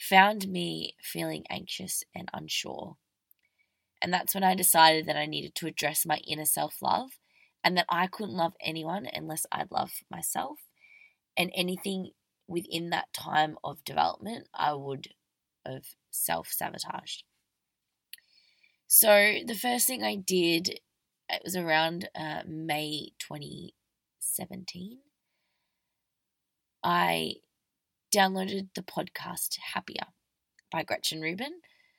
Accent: Victoria, Australia; now in Melbourne, Australia; I'm an Australian girl

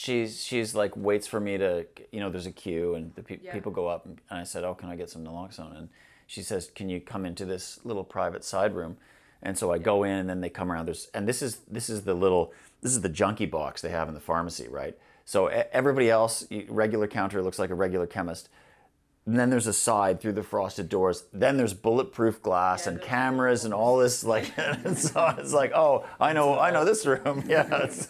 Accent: Canada; now in Glasgow, United Kingdom; I mean, I'm a Canadian

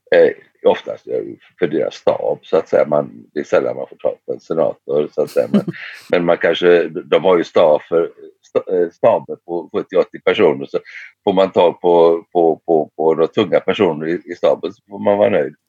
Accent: Sweden; jag kommer från ett land där vi har en skatt på 170 dollar per ton för tillfället

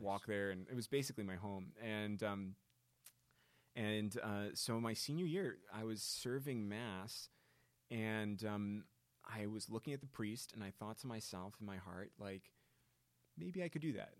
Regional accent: Naperville, Illinois, United States; moved away; my hometown is Naperville, Illinois, which is the form, the platonic form of suburb.

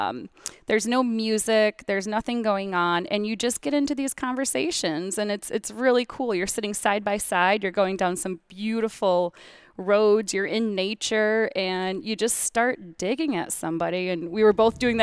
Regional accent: Michigan, United States; Traverse City. Well, near Traverse City, but yeah, northern Michigan area.

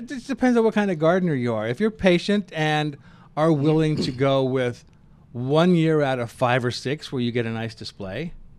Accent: Kansas, United States; now in Denver, United States; I grew up in Kansas

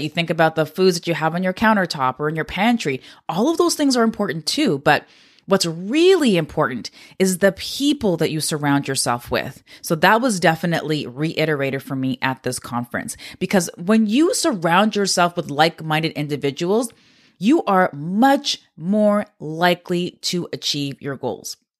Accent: Canada; I'm a Canadian

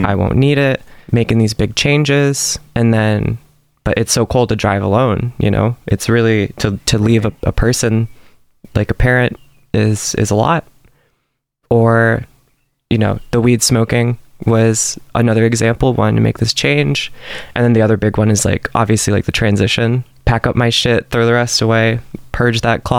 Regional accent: Huntley, Illinois, United States; I'm from Huntley, Illinois

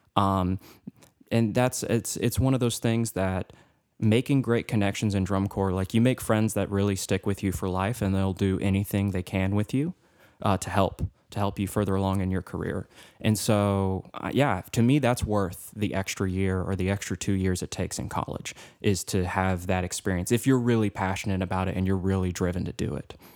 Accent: Cookeville, Tennessee, United States; I was from Cookville, which is an hour away

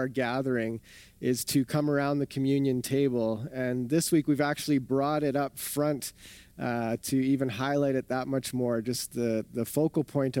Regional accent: southern Ontario, Canada; also born or lived in Winnipeg; now in Calgary, Canada; I grew up in southern Ontario

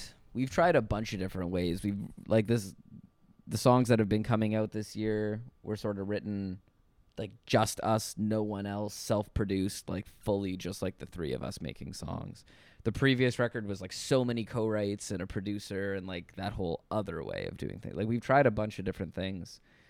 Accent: Toronto, Ontario, Canada

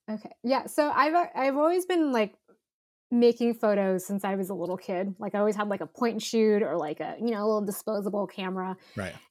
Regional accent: Philippines; now in United States; So I'm I'm Filipina.

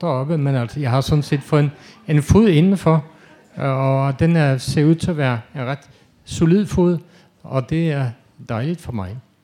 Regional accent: Denmark; also born or lived in Norway

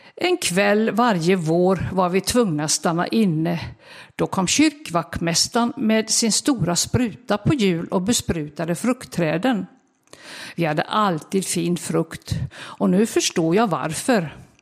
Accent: Vårgårda, Västra Götaland, Sweden; now in Ingarp, Sweden; Jag växte upp på en bondgård med många djur strax utanför samhället

